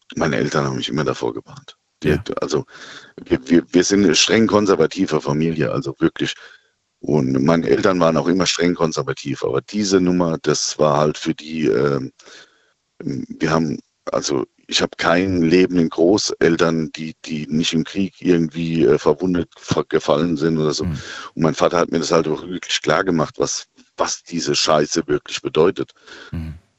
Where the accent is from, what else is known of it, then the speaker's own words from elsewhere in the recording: Birkenau, Hesse, Germany; Ich bin aus dem Odenwald